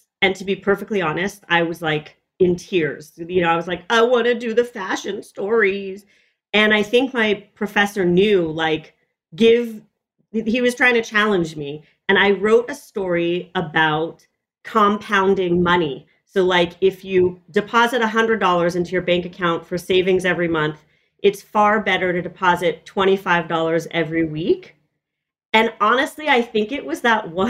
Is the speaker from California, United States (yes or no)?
yes; Los Angeles, California, United States; I grew up in Echo Park, which is a neighborhood in Los Angeles